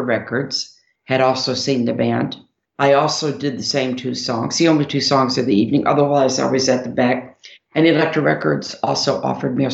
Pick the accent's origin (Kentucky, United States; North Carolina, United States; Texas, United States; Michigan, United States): Michigan, United States; Detroit; we're from Detroit